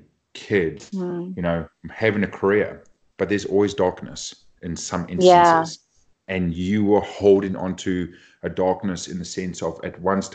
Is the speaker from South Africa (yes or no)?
yes; Cape Town, Western Cape, South Africa; moved away; I grew up back in Cape Town, South Africa, doing my studies